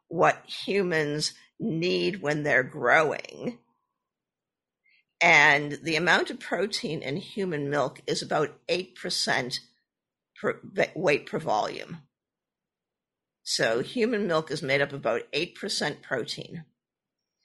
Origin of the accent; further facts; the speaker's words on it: Boston, Massachusetts, United States; I was born and raised in the Boston area.